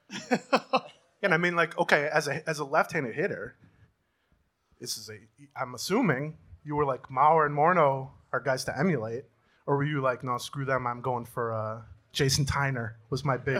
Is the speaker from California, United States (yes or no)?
no; St. Paul, Minnesota, United States; I'm from St. Paul